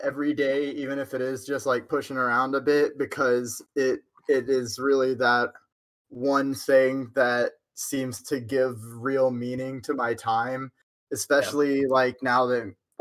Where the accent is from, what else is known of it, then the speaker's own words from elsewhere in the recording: Huntsville, Texas, United States; I'm from Huntsville, Texas